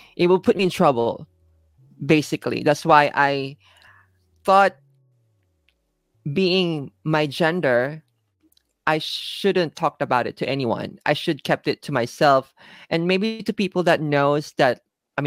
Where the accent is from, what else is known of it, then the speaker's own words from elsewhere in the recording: Manila, Metro Manila, Philippines; moved away as an adult; now in Japan; I am originally from the Philippines. I was born and raised in Manila. And I left Manila when I was about 18.